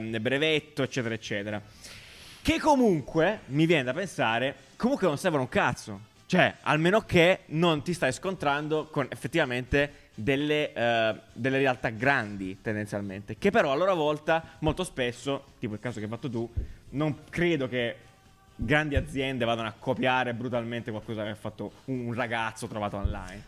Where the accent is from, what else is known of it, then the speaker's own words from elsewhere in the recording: Apulia, Italy; accent: pugliese; col mio accento uh, pugliese